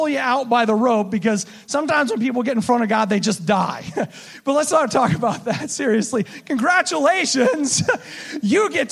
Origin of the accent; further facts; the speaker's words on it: United States; As American Christians